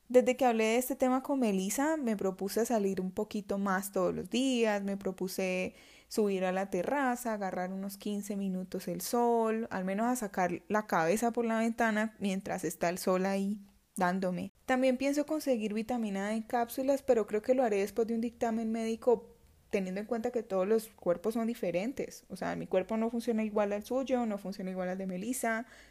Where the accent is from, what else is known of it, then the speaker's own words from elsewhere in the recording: Florencia, Caquetá, Colombia; Nosotras somos del Caquetá, somos de una zona tropical de Colombia